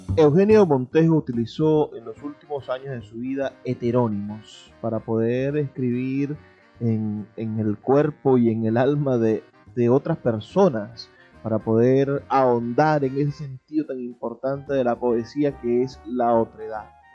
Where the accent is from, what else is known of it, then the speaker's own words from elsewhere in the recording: Venezuela; lo que somos como venezolanos